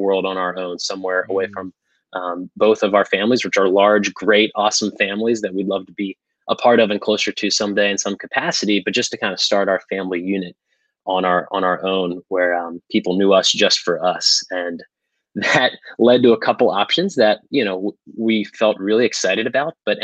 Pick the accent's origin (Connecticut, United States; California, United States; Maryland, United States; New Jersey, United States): Maryland, United States; Baltimore; moved away as an adult; also born or lived in Chapel Hill, North Carolina; now in Georgia, United States; I am originally from Baltimore, Maryland, where I spent year 1 through 18, grew up there